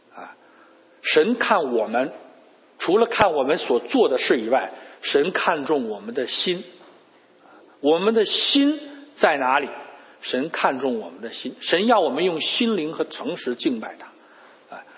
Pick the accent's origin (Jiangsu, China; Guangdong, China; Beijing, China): Beijing, China; moved away as an adult; now in United States; 我们都是从北京来的